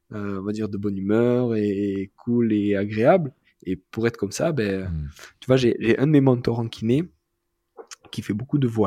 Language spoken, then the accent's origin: French; south of France, France; C'est pas juste parce que je suis du Sud, mais moi